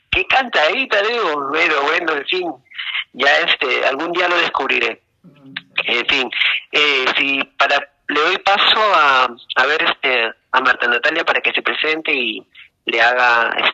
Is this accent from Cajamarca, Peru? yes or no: no; Lima, Peru; soy de acá de Lima